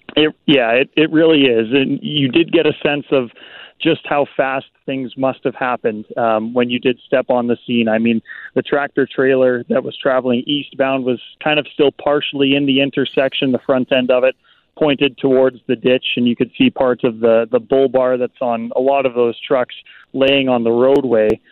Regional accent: Brandon, Manitoba, Canada; moved away as an adult; now in Winnipeg, Canada; as a young man growing up in Brandon

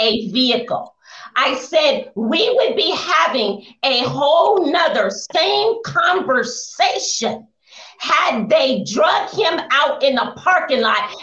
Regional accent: Oakland, California, United States; I was born and raised in the Bay Area

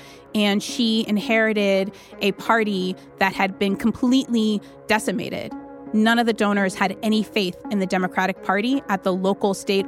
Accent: Nebraska, United States

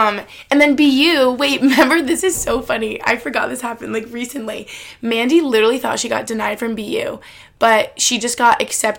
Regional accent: New York City, New York, United States; now in Boston, United States; Like, like I said, growing up in New York City or, like, me being in Boston

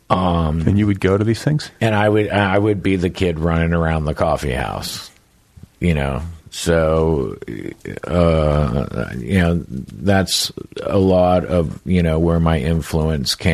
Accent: California, United States; And being a Northern Californian, we we look down our noses at Los Angeles and Angelinos

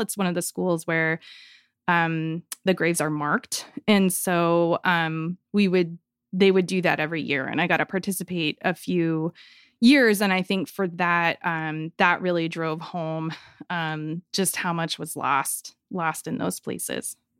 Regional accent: Joplin, Missouri, United States; now in Tahlequah, United States; I live in Tahlequah, Oklahoma, and I grew up in Joplin, Missouri

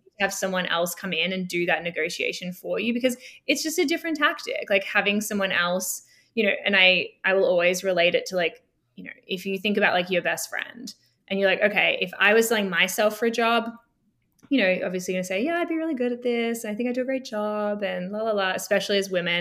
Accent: Melbourne, Victoria, Australia; moved away as an adult; now in Toronto, Canada; So I grew up in Melbourne, Australia. I'm Australian.

